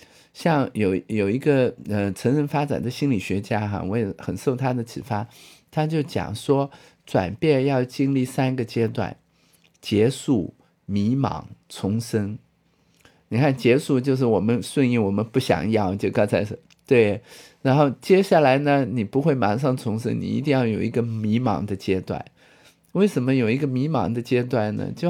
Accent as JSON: {"language": "Chinese", "country": "China", "said": "人家我们中国人不是道道家都是讲嘛，有无相生"}